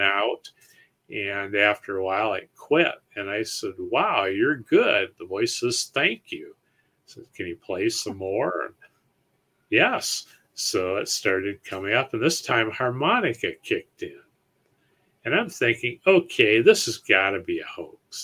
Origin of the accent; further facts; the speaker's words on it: Ohio, United States; we're from Ohio